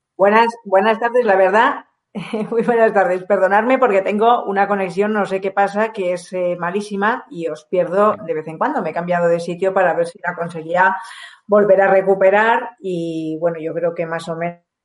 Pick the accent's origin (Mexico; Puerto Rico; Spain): Spain; Guadalajara, Castilla-La Mancha; Guadalajara, de donde yo vengo